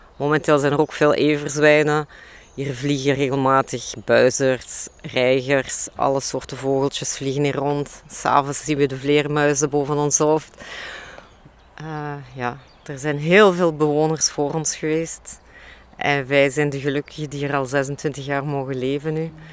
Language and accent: Dutch; Limburg, Belgium; ik heb een groot deel van mijn jeugd doorgebracht in Limburg